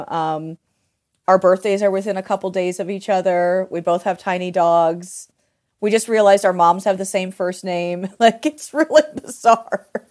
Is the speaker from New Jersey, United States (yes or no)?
no; Delaware, Ohio, United States; moved away; also born or lived in Port Townsend; I'm from Delaware, Ohio